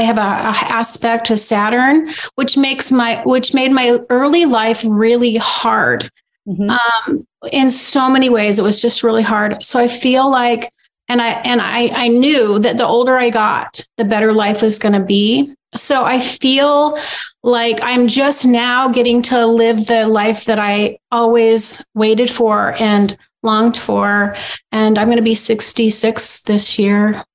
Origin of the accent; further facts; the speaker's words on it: Idaho, United States; moved away as an adult; also born or lived in Boise, Idaho; I grew up in the state. Yes. I'm a fifth generation.